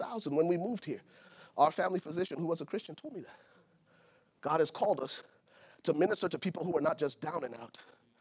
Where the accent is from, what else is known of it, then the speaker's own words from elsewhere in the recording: Liberia; moved away; I'm from Liberia, West Africa.